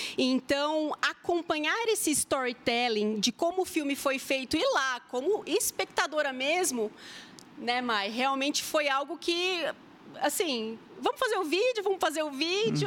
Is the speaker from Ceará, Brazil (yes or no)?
no; São Paulo, Brazil; accent: R puxado; now in Maringá, Brazil; eu sou paulistana